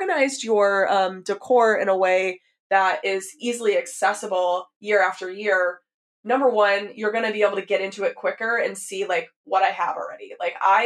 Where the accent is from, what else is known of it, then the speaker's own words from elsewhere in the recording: the South, United States; so I grew up in the South, very much a culture of lots of consumption